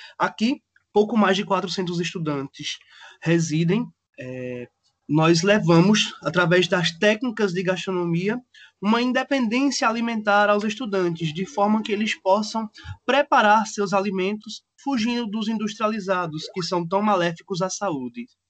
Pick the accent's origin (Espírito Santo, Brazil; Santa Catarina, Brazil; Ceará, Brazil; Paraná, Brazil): Ceará, Brazil; moved away as an adult; now in João Pessoa, Brazil; sou cearense